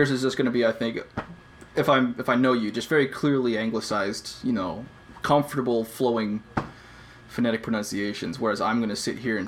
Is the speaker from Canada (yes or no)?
yes; Canada; I'm Canadian